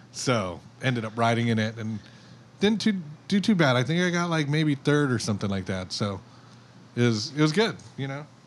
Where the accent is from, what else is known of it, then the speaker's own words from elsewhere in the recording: Makakilo, Hawaii, United States; I'm from Oahu, I'm from Makakilo